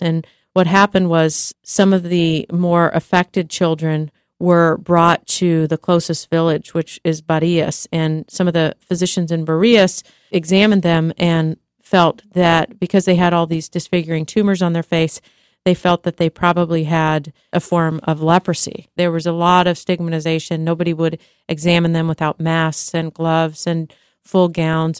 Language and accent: English; United States; being American